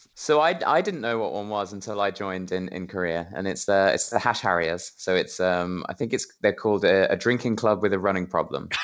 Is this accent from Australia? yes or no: no; England, United Kingdom; I'm I'm British, I'm an English gentleman